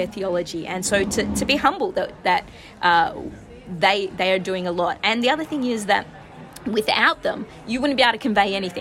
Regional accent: Australia; now in San Francisco, United States; From my voice, you might be able to tell I'm originally from Australia

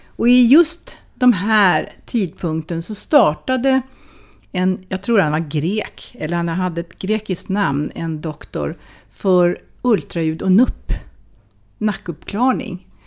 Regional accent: Sweden; also born or lived in Wales; Jag kommer från Sverige.

